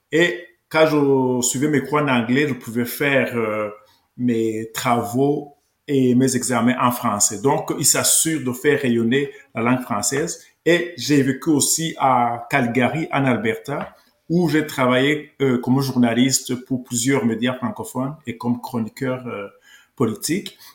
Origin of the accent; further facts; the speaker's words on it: Rwanda; now in Canada; donc j'ai quitté le Rwanda en 1993, c'est un pays francophone et je me suis installé ici avec ma famille parce que on parle la langue française au Québec et au Canada